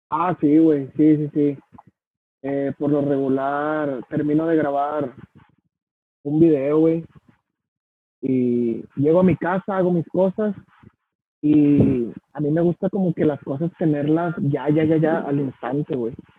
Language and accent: Spanish; Mexico; Soy, más mexicano que los frijoles